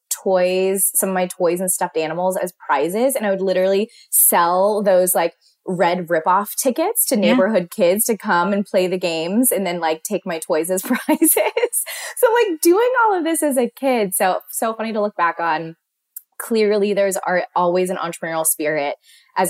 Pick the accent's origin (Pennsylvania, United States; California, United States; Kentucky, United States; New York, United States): Pennsylvania, United States; Pittsburgh; growing up in Pittsburgh, everyone's families that I knew owned their own company.